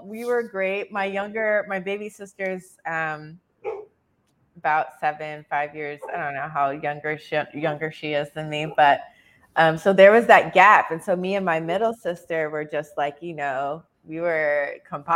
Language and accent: English; San Antonio, Texas, United States; I was born and raised in San Antonio, Texas